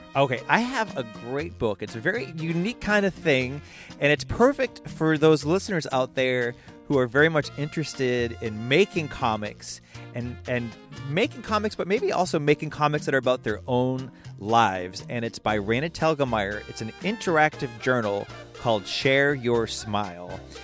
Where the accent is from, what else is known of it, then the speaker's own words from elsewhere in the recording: Boston, Massachusetts, United States; accent: Boston; my Boston accent